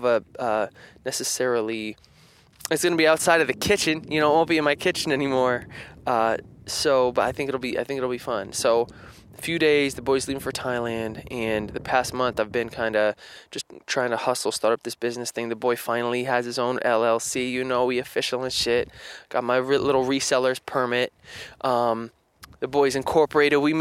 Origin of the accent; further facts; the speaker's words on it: Spencer, United States; moved away; growing up in Spencer